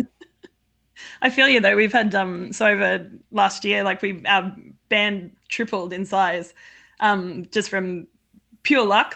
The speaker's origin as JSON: {"language": "English", "country": "Australia", "said": "I'm from Australia"}